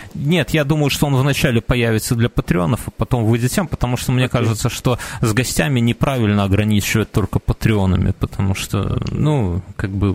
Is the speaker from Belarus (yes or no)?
yes; Belarus; мы как белорусы, я николь не размовляюсь по-белоруску